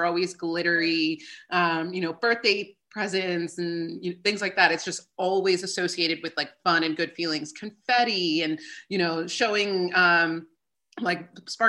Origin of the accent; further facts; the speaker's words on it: New Jersey, United States; also born or lived in New York City; now in West Hollywood, United States; I'm originally from New Jersey, and I now live in West Hollywood, California